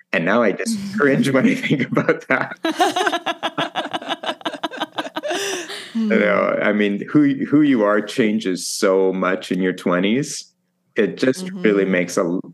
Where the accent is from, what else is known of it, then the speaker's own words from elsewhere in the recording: Saskatchewan, Canada; moved away as an adult; also born or lived in Manila, Philippines; now in Toronto, Canada; So I grew up in Saskatchewan on a farm.